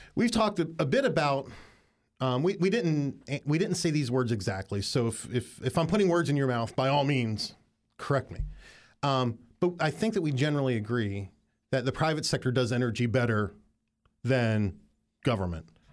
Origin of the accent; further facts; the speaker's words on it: Appalachia, United States; moved away; throughout Appalachia. And I grew up in it